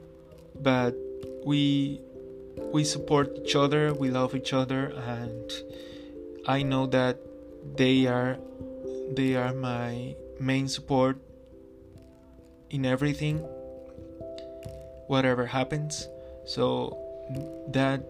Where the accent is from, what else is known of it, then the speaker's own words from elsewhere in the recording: Ocaña, Norte de Santander, Colombia; moved away; my hometown, Ocaña